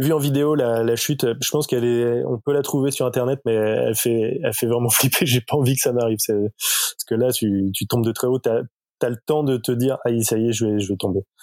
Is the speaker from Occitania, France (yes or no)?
no; Nantes, Pays de la Loire, France; moved away; also born or lived in Lille; je suis nantais